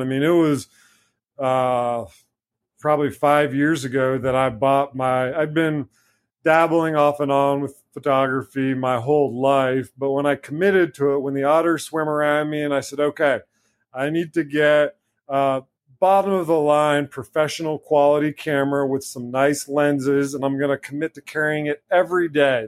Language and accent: English; Blue Ridge Mountains, Virginia, United States; also born or lived in Kentucky; now in North Carolina, United States; When I was younger, growing up in the Blue Ridge Mountains in Virginia